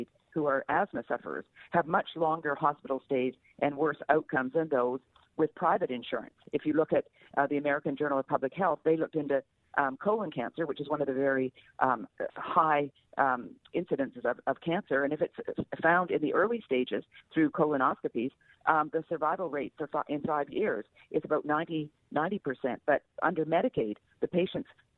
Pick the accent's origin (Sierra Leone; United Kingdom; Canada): Canada; moved away as an adult; now in United States; I grew up in Canada under single payer, and I came to the U.S.